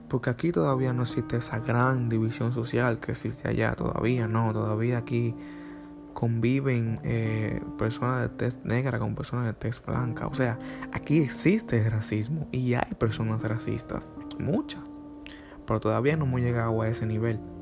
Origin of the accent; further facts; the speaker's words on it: Dominican Republic; A los dominicanos nos pasa casi igual cuando llegamos a Estados Unidos.